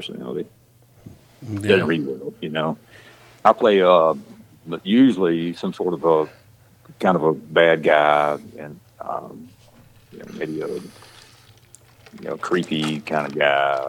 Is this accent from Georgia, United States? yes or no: yes; west of Atlanta, Georgia, United States; accent: country; also born or lived in Texas; I lived out west of Atlanta most of my life, which is it's a rural place